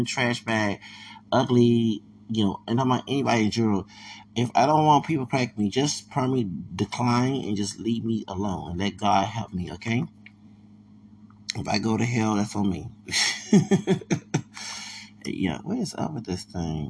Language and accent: English; Houston, Texas, United States; I'm from Houston, Texas